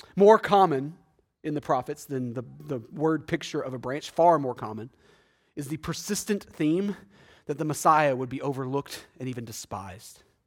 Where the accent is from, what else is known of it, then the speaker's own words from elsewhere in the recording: Texas, United States; I'm from Texas